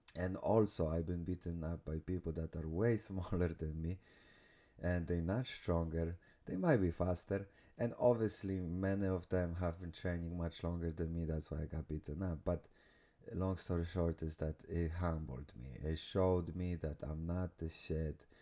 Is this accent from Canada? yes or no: no; Poland; moved away; I came from small village from Poland